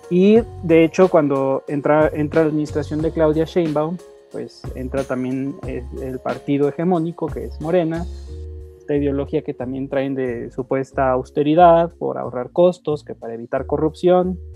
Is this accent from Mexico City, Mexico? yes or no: yes; Mexico City, Mexico; como capitalinos, como ciudadanos, como mexicanos